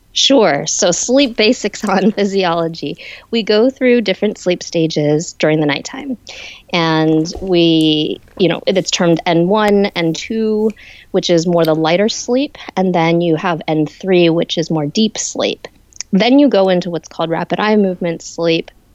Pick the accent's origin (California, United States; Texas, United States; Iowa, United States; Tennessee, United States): California, United States; San Francisco Bay Area; I'm originally from the San Francisco Bay Area